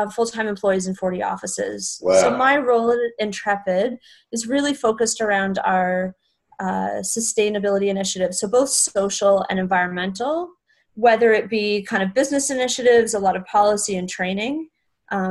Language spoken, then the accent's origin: English; Canada; moved away; I'm originally from Canada